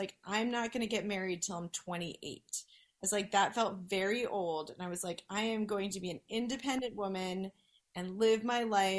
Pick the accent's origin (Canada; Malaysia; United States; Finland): United States; New Jersey; Allison and I had the benefit of growing up in New Jersey